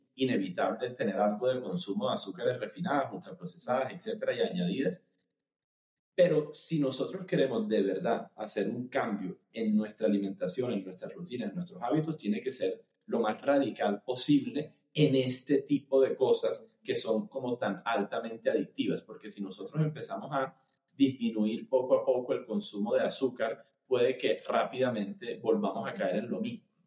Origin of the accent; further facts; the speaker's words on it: Cartagena, Bolívar, Colombia; moved away as an adult; also born or lived in Bogotá; now in Barranquilla, Colombia; yo soy eh, cartagenero. Yo me fui a vivir a Bogotá a los 18 años